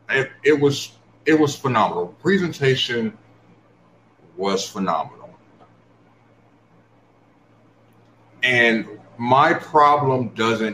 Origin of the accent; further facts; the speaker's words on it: Chicago, Illinois, United States; I grew up in Chicago